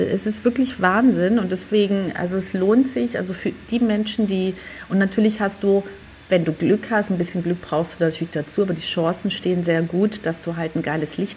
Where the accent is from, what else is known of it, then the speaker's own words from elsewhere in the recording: Germany; ich komme aus Deutschland, was können denn da für Berge sein?